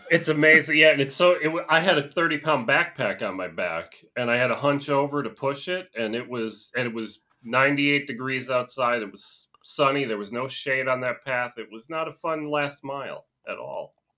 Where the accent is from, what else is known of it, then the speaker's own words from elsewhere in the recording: Scranton, Pennsylvania, United States; where I grew up, It was, uh, you, you guys may have even heard of the town. It was up in, uh, Scranton, Pennsylvania